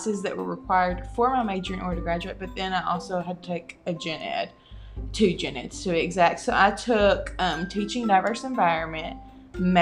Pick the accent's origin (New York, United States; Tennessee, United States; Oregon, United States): Tennessee, United States; McKenzie; I am from McKenzie, Tennessee